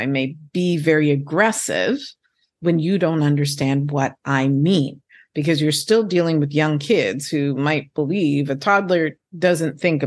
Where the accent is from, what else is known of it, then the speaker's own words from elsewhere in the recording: Montreal, Quebec, Canada; first language English; moved away; also born or lived in Turks and Caicos; I was born in Montreal, which is in Quebec, which is the French-speaking province of Canada, I actually went to school in French before I went to school in English